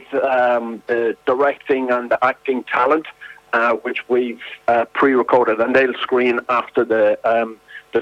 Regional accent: Drogheda, Leinster, Ireland; my hometown, Drogheda

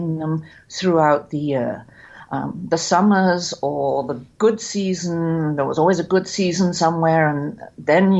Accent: England, United Kingdom; growing up in England. We never bought vegetables. We grew them all.

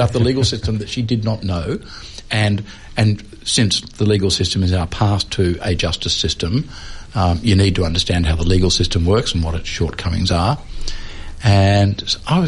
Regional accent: Melbourne, Victoria, Australia; I grew up in Melbourne in the 1950s

